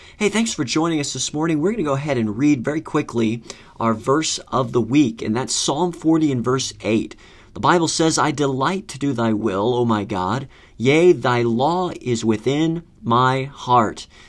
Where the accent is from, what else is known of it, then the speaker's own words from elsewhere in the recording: Florida, United States; moved away as an adult; now in Northern Virginia, United States; growing up in Florida